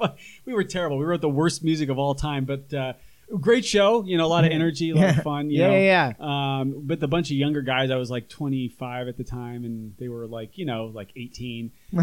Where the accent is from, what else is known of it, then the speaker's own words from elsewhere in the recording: Oakland, California, United States; also born or lived in Chico, California; now in Los Angeles, United States; I'm from Oakland, California.